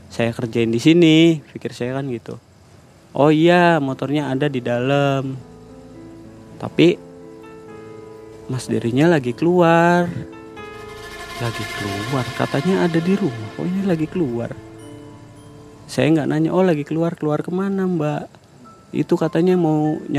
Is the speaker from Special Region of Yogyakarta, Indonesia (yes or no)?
no; Cirebon, West Java, Indonesia; walaupun saya orang Cirebon tapi saya belum pernah kesini